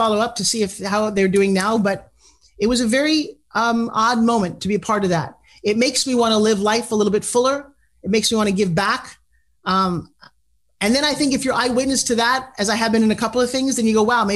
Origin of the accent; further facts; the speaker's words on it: South Long Island, New York, United States; I'm from New York too